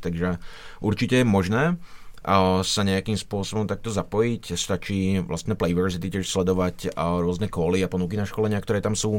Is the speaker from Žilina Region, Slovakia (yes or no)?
yes; Žilina, Žilina Region, Slovakia; v Žilině, odkud pocházím